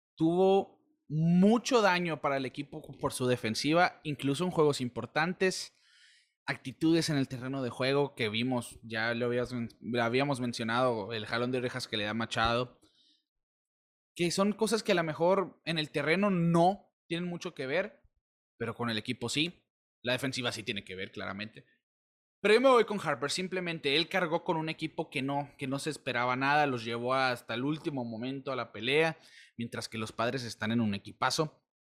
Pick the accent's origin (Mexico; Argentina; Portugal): Mexico; de nuestra sangre, la mexicana